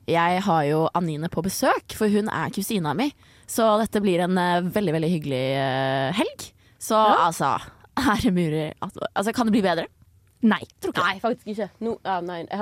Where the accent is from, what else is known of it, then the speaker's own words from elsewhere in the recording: Bergen, Vestland, Norway; Men jeg kommer fra Bergen, så høsten er som regel ganske kjip.